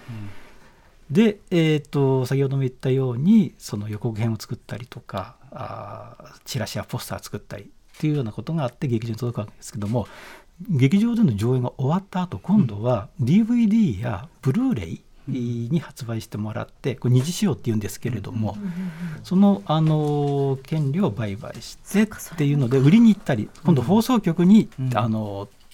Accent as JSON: {"language": "Japanese", "region": "Shizuoka", "country": "Japan", "tie": "born or raised there", "also_born_or_lived": "Tokyo", "moved": "as an adult", "said": "僕は静岡県の出身"}